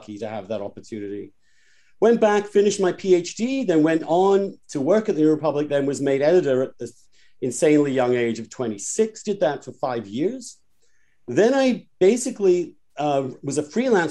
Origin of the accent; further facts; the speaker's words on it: East Grinstead, South East England, United Kingdom; moved away as an adult; also born or lived in Oxford; now in United States; I am from East Grinstead